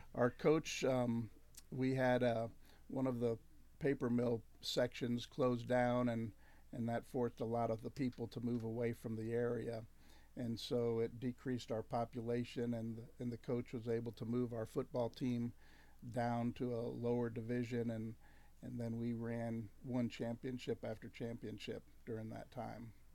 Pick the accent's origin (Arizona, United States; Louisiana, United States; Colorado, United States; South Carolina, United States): Louisiana, United States; Spring Hill; moved away; little town of 4,000 people in Spring Hill, Louisiana. It's about an hour north of Shreveport.